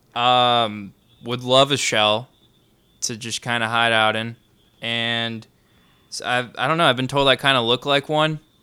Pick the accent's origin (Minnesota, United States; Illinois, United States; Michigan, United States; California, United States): Illinois, United States; Grayslake; I grew up in Gray's Lake.